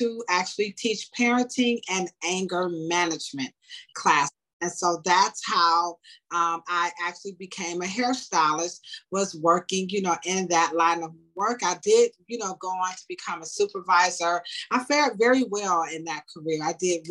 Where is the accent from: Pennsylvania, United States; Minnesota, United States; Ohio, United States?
Ohio, United States; Cleveland; also born or lived in Nashville, Tennessee; I was actually born in Nashville, Tennessee. And so I was raised here in Cleveland my entire life